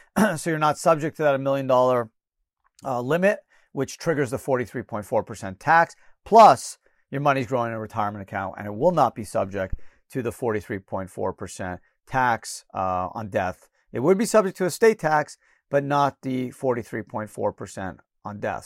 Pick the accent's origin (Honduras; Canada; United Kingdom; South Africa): Canada; moved away; I was born in Canada